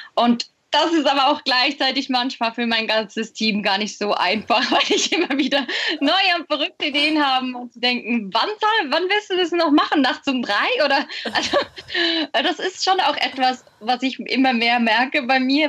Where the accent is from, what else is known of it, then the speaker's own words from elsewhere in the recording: Switzerland; bei uns in der Schweiz